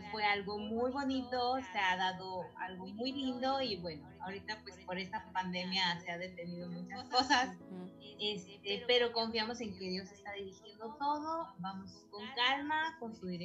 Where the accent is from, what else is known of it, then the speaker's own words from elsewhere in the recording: Mexico; now in Mérida, Mexico; bueno pues yo soy de México eh, vivo en la ciudad de Mérida, al sur de México.